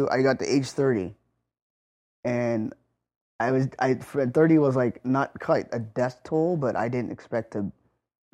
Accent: North Highlands, California, United States; I grew up in North Highlands, which is probably about 10 miles away from where we are right now

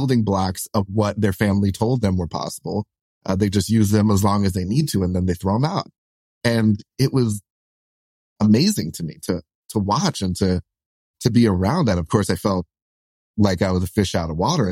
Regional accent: New York City, New York, United States; we're like solidly like middle class, lower middle class, you know, growing up in Brooklyn

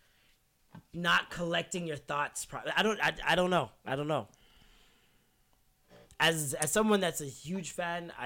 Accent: Toronto, Ontario, Canada; now in London, United Kingdom; I'm from Toronto

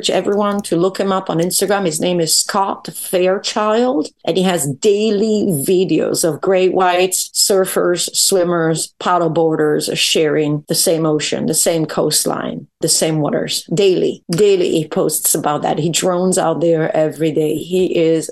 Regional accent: Verona, Veneto, Italy; moved away; I come from Verona

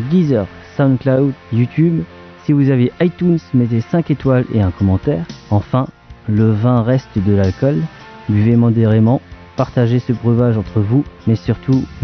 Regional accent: Grand Est, France; on est alsacien

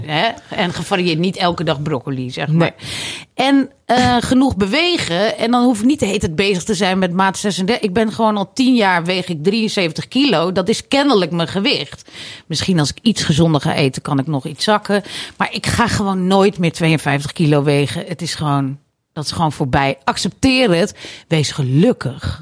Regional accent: Netherlands; Ik ben gewoon een Hollandse vrouw

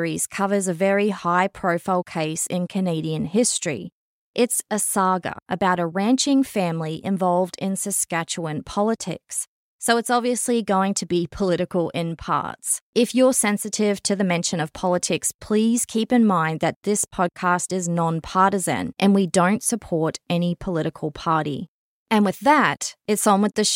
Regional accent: Australia; moved away; I'm obviously originally from Australia

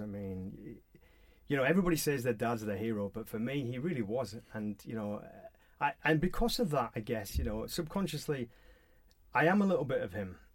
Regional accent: Halifax, Yorkshire and the Humber, United Kingdom; I was brought up in Booth Town in Halifax, West Yorkshire

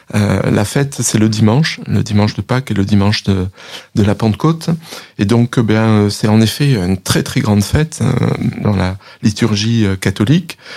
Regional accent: France; on est français, euh, on parle français

